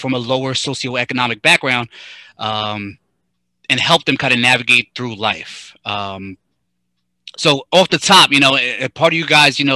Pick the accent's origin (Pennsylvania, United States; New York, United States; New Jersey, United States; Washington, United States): New York, United States; Brentwood; we're all from Brentwood, but Suffolk County